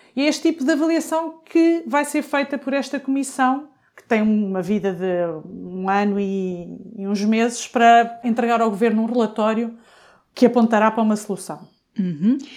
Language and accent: Portuguese; Coimbra, Centro, Portugal; eu sou de Coimbra